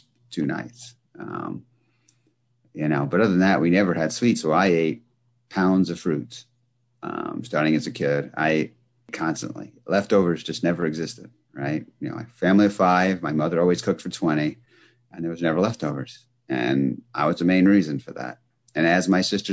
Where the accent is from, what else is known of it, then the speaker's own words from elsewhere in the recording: about an hour north of New York City, United States; also born or lived in Bronx, New York City; I was born in the Bronx. And when I was four, we moved out of the Bronx into a house upstate, not upstate New York, but upstate from New York City, about an hour north of New York City